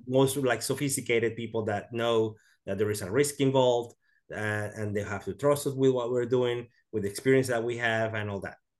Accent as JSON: {"language": "English", "country": "Venezuela", "moved": "yes", "lives_now": "Houston, United States", "said": "I am from Venezuela. I live in Houston, Texas"}